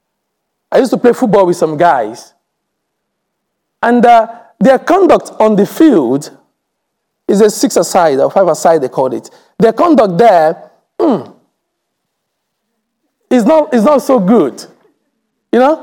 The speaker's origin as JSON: {"language": "English", "region": "England", "country": "United Kingdom", "said": "we said we're from England"}